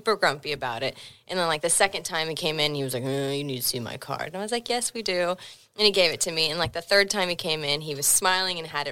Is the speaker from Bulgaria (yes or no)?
no; Sweden; now in Oklahoma, United States; So I am from Sweden originally.